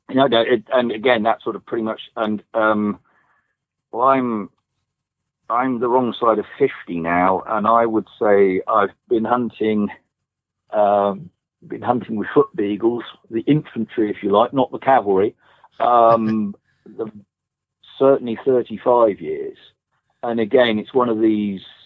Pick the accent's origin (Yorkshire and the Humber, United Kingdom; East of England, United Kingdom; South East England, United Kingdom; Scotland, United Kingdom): East of England, United Kingdom; East Anglia; I, I grew up in East Anglia